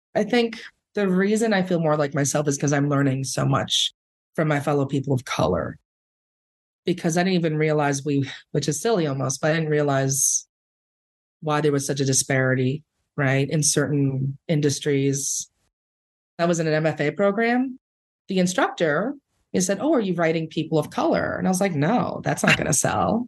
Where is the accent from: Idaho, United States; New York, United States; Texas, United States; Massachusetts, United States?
New York, United States; New York City; born or raised there; first language Spanish; English is a second language